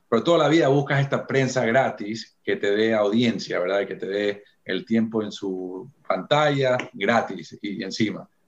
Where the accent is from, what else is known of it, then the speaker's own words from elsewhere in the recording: California, United States; also born or lived in Ecuador; Yo nací acá, yo nací en California y viví aquí hasta los ocho años. A los ocho me, mudo a Ecuador hasta los dos y medio, 13 años, y ahí regreso otra vez a California